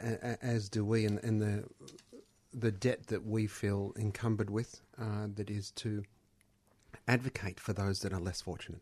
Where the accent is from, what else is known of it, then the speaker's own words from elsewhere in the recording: Australia; I was born in Australia, so I'm an Australian